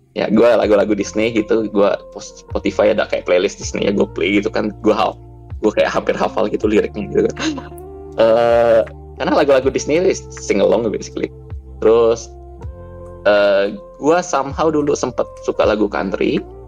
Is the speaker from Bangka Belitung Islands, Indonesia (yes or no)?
yes; Bangka Belitung Islands, Indonesia; now in Jakarta, Indonesia; gua tuh besarnya di Bangka